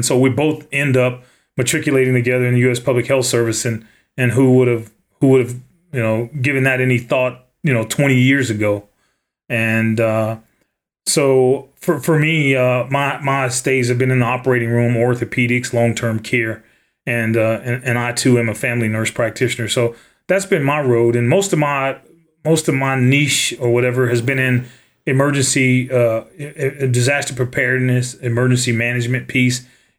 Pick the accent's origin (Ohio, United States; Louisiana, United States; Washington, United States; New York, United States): Louisiana, United States; the Delta, Northeast; moved away; also born or lived in Alaska; I'm from the Delta, Northeast Louisiana.